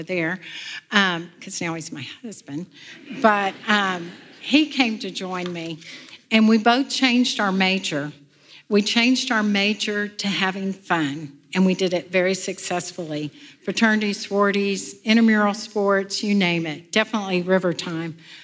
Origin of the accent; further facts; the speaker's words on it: Houston, Texas, United States; I went home at the end of the summer in Houston